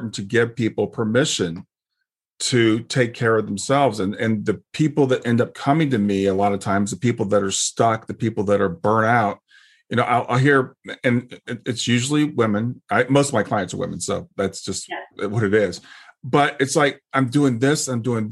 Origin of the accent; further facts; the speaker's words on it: United States; I grew up in America